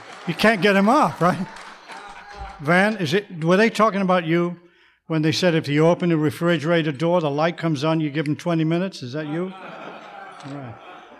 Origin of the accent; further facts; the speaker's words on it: Manchester, North West England, United Kingdom; accent: English; now in United States; You can probably still hear what's left of my English accent. I'm not from the South, so I don't have one of them voices like that. I'm from the north of England, a city called Manchester